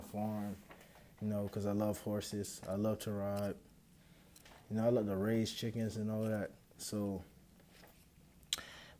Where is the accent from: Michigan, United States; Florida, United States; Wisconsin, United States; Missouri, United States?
Florida, United States; Pahokee; growing up in Pahokee